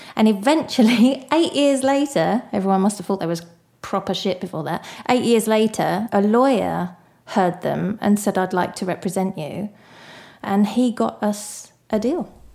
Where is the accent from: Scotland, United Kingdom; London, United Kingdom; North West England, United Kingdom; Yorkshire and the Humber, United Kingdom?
London, United Kingdom; Barking; moved away; I didn't actually like growing up in Barking very much